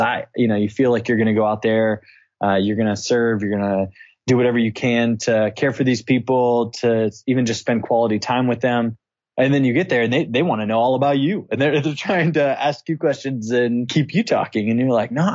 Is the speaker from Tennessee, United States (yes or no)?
yes; Clarksville, Tennessee, United States; moved away as an adult; also born or lived in Indianapolis, Indiana; now in Bulgaria; So I'm originally from Clarksville, Tennessee. Met my wife. We're high school sweethearts